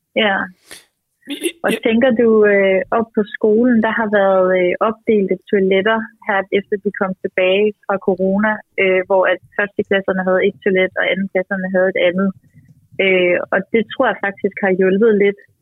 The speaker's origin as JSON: {"language": "Danish", "country": "Denmark", "said": "Jeg er fra Jylland"}